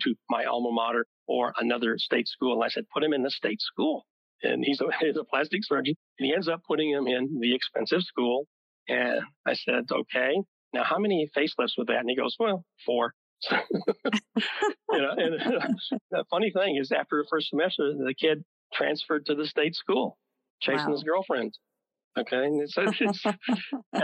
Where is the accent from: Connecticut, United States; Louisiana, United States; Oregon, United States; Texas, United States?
Texas, United States; Wichita Falls; I grew up in Wichita Falls